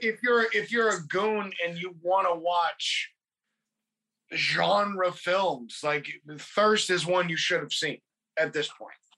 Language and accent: English; California, United States; growing up in California